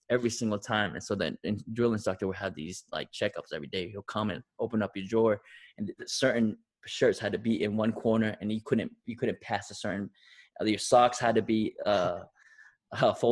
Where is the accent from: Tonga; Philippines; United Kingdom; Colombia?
Tonga; now in United States; you know, I came from Tonga.